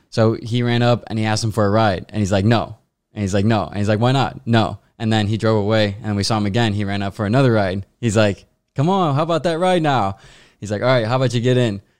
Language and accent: English; St. Louis, Missouri, United States; I'm from Saint Louis, Missouri